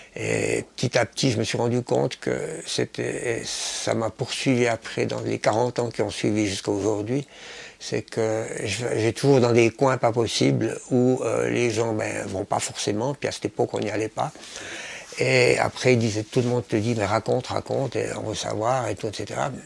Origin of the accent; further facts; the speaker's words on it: Switzerland; moved away as an adult; now in Hong Kong; je suis de Suisse